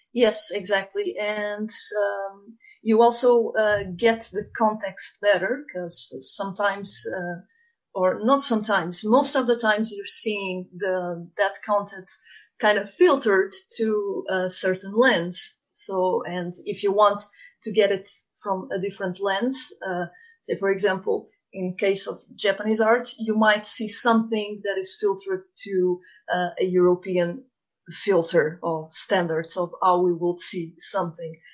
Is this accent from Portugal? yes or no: yes; Portugal; moved away as an adult; also born or lived in Dublin, Ireland / Germany / Sweden; now in Galway, Ireland; I was born in Portugal